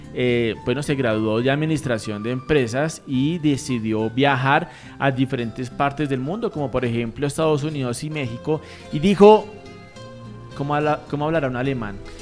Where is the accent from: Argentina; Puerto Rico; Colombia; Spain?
Colombia; nosotros los colombianos